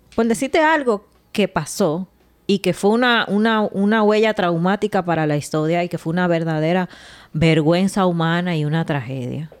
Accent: Dominican Republic; Nosotros tuvimos 30 años con Trujillo

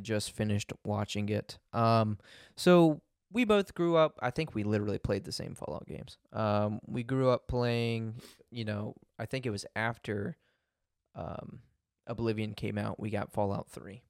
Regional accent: United States; I'm such an American

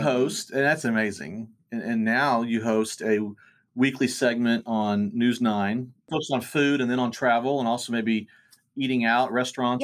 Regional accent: Bartlesville, Oklahoma, United States; Both native Bartians, which is our hometown

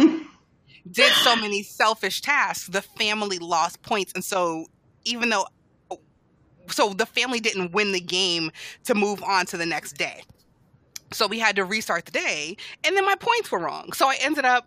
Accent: United States; being an American, like a reluctant American for 4 years

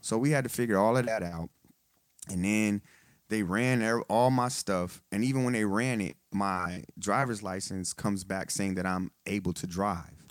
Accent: Texas, United States; now in Detroit, United States; I'm in the military. I'm from Texas

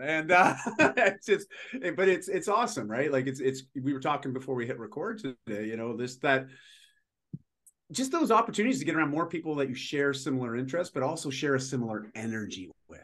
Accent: just outside of Toronto, Ontario, Canada; moved away as an adult; now in Vancouver, Canada; I'm in Vancouver now, and uh, but I grew up in Ontario

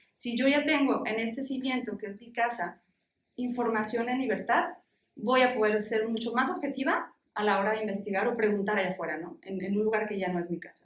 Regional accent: Mexico; en nuestra cultura como mexicanos

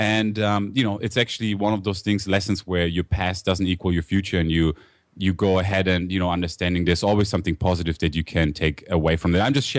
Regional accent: Germany; accent: German; also born or lived in United States; I grew up in Germany, actually. So I was born in the States, but I grew up over there. That's why I have the German accent.

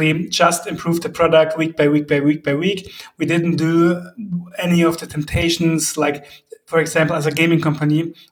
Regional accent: Heidenheim, Baden-Württemberg, Germany; we are from South Germany, Heidenheim.

